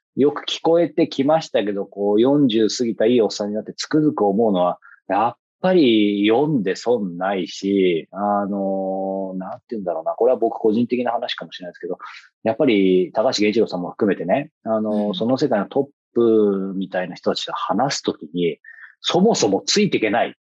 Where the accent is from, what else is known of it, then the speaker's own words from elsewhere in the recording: Yokohama, Kanagawa, Japan; 僕の地元の横浜